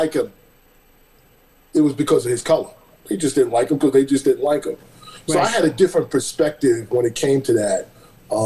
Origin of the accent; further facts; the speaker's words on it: New York City, New York, United States; moved away as an adult; now in California, United States; I was raised in Brooklyn, went out to the suburbs, went to high school out there, went to college out there